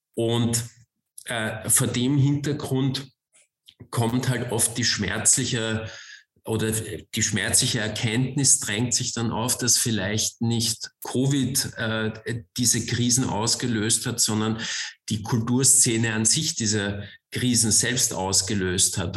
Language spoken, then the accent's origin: German; Vienna, Austria; moved away; also born or lived in Germany; Ich komme aus Wien, ich bin gebürtiger Wiener.